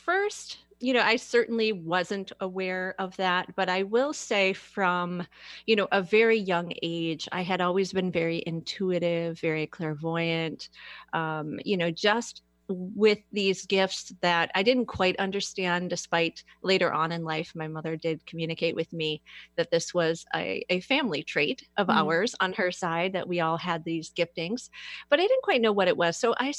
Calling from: Fairlawn, Ohio, United States; I am in Fairlawn, Ohio, just a little bit south of Akron.

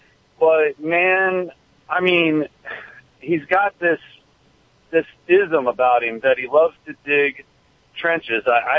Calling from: Weeki Wachee, Florida, United States; I'm calling from Wikiwaki, Florida.

